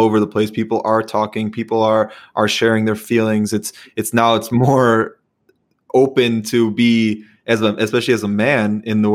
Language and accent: English; Chicago, Illinois, United States; also born or lived in Iowa; now in Minnesota, United States; I'm from Chicago, went to school in Iowa, and I live in Minnesota